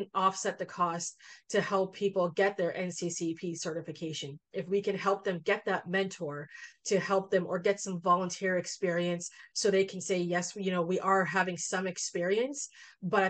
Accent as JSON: {"language": "English", "town": "Toronto", "region": "Ontario", "country": "Canada", "tie": "born or raised there", "said": "I'm from Scarborough. Dressing up to me was putting on a tracksuit that matched. So it wasn't like I didn't have those dress clothes because it's not something that I wore growing up."}